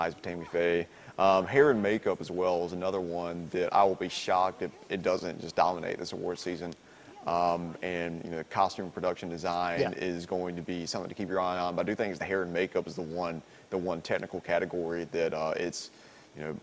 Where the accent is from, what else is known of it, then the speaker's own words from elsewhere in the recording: North Carolina, United States; growing up in North Carolina and growing up in the South